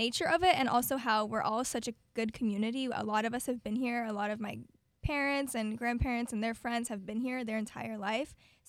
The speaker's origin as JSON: {"language": "English", "town": "Apopka", "region": "Florida", "country": "United States", "tie": "born or raised there", "said": "my true hometown. So many people move here from out of state into Florida, but I can truly say I have been born and raised a Apopka."}